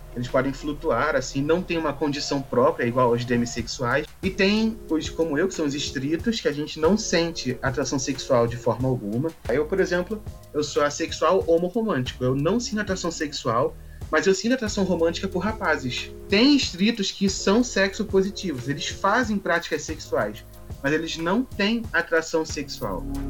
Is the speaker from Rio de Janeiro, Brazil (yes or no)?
yes; Rio de Janeiro, Brazil; sou do Rio de Janeiro